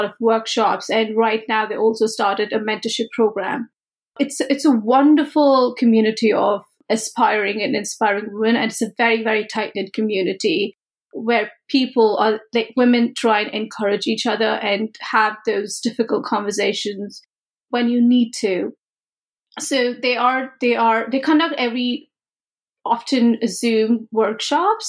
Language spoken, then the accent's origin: English; India; moved away; growing up in India